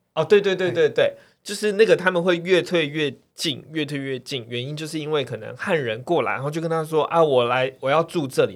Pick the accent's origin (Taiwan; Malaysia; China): Taiwan; 我们身为台湾人